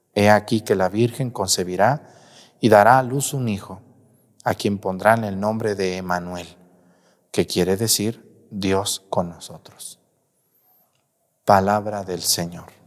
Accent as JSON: {"language": "Spanish", "region": "Jalisco", "country": "Mexico", "moved": "yes", "lives_now": "Guerrero, Mexico", "said": "yo soy de Jalisco, pero acá quedé"}